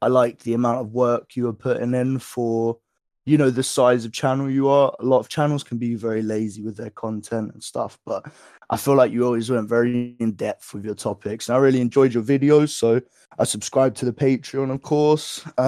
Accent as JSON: {"language": "English", "region": "England", "country": "United Kingdom", "said": "So throughout my life, I live in England, so I'm from England. I'm 21 years of age"}